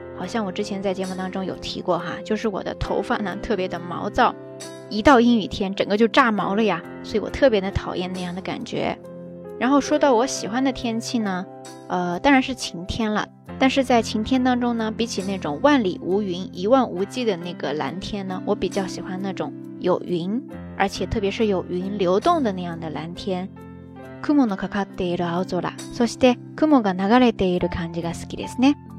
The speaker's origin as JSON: {"language": "Chinese", "area": "the South", "region": "southern China", "country": "China", "tie": "born or raised there", "moved": "as an adult", "lives_now": "Kobe, Japan", "said": "我的家人、我的家乡都在南方"}